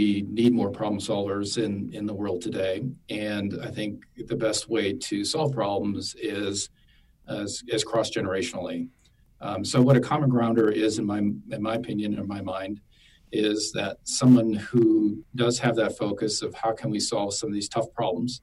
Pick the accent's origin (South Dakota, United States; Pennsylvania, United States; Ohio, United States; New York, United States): South Dakota, United States; moved away as an adult; also born or lived in Washington, D.C. / Dallas, Texas; my home state of South Dakota